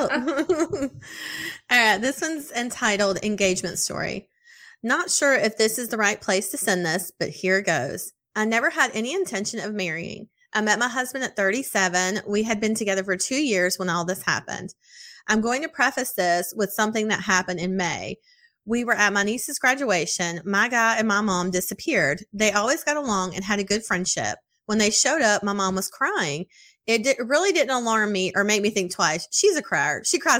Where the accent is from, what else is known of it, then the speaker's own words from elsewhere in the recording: Texas, United States; I'm from Texas. It's hot all summer.